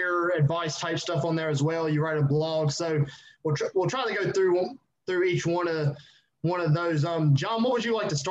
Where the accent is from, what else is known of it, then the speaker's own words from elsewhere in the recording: Virginia, United States; I'm from Virginia